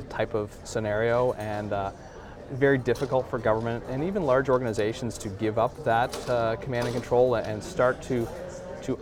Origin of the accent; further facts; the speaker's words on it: Halifax, Nova Scotia, Canada; I'm from Halifax